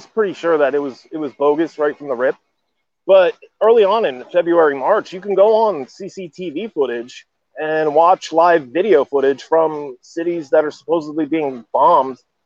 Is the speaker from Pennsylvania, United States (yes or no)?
yes; New Jersey and Northeast Pennsylvania, United States; moved away as an adult; also born or lived in Poland; now in Warsaw, Poland; I grew up in the States